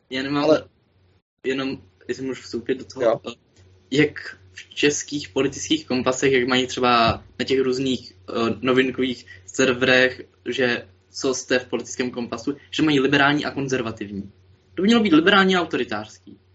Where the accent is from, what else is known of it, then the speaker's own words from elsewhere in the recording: Moravian-Silesian Region, Czechia; jsem až z Moravskoslezského kraje